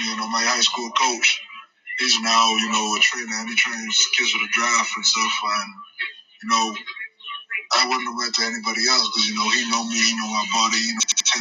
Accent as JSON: {"language": "English", "country": "Bahamas", "also_born_or_lived": "Cincinnati", "moved": "as an adult", "said": "I always made sure everybody knew I was a Bahamian and everybody knew I was from the Bahamas."}